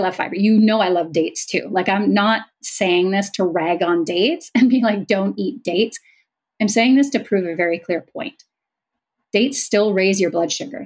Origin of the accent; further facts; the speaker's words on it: Canada; I'm Canadian